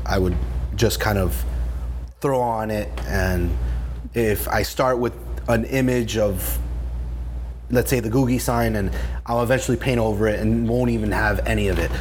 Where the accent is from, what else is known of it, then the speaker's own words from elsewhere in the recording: Miami, Florida, United States; moved away as an adult; also born or lived in New Jersey / Baltimore; when I was seven, we moved back here